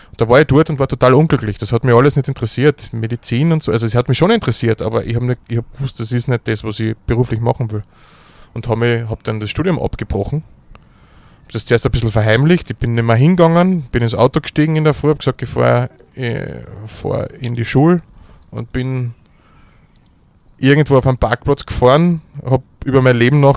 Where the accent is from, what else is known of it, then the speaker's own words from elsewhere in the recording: Carinthia, Austria; born there; Ich bin geboren in Kärnten im Jahre 1987, am 10. April meine Eltern haben eine Gastronomie gehabt zu dem Zeitpunkt.